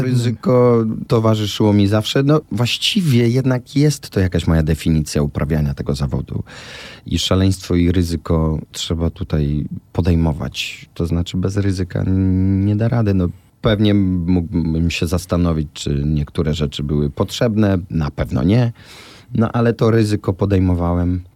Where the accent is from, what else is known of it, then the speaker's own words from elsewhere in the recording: Łódź, Łódź Voivodeship, Poland; now in Warsaw, Poland; Ten fortepian stał zawsze w naszym mieszkaniu w Łodzi. Ja się ona się z nim wychowała, później ja się z nim wychowałem